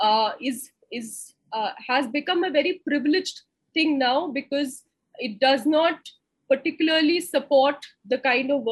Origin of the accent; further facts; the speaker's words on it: Lucknow, Uttar Pradesh, India; moved away as an adult; also born or lived in Delhi; I grew up in Lucknow and I came to Delhi